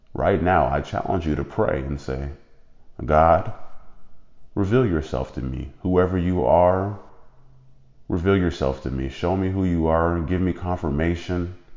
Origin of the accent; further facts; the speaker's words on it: United States; being an American